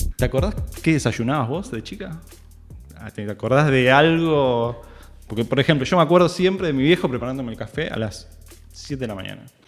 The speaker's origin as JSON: {"language": "Spanish", "area": "Hurlingham", "region": "Buenos Aires Province", "country": "Argentina", "said": "soy de zona sur de Herley."}